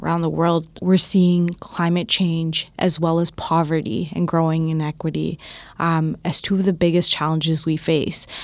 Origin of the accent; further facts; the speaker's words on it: Toronto, Ontario, Canada; I'm from Scarborough